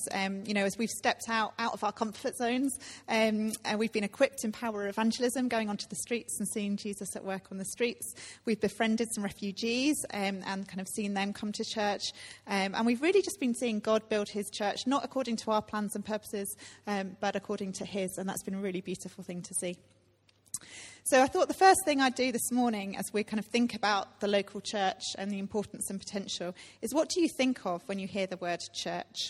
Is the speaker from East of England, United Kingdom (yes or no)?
yes; rural Cambridgeshire, East of England, United Kingdom; moved away as an adult; now in London, United Kingdom; I am from the UK. I grew up in Cambridgeshire, rural Cambridgeshire, and I moved to London in 2006